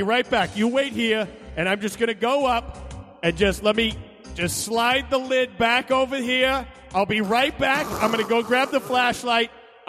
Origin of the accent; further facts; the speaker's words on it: Greenville, South Carolina, United States; moved away; I'm going to my hometown. Where's that? In Greenville, South Carolina.